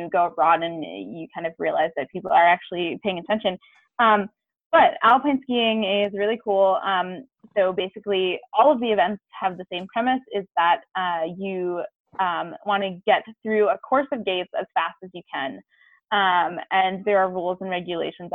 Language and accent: English; East Coast, United States; I grew up skiing on the East Coast